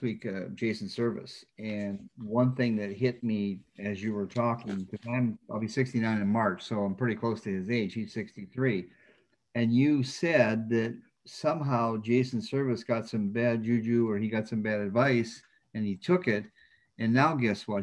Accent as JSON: {"language": "English", "town": "Flint", "region": "Michigan", "country": "United States", "tie": "born or raised there", "said": "a kid from Flint, Michigan"}